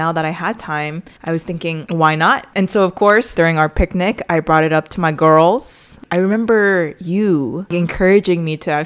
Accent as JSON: {"language": "English", "town": "Las Vegas", "region": "Nevada", "country": "United States", "tie": "born or raised there", "said": "being born and raised in Vegas"}